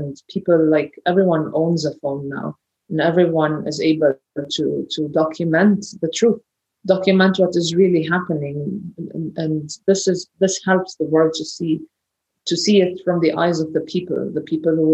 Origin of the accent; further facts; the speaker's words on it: Ramallah, West Bank, Palestine; I grew up in Ramallah in Palestine